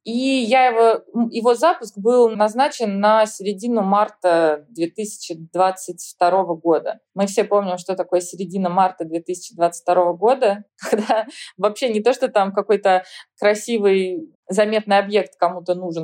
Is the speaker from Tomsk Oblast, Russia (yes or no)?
yes; Tomsk, Tomsk Oblast, Russia; moved away as an adult; now in New York, United States; Я и сама из Томска, из сибирского студенческого города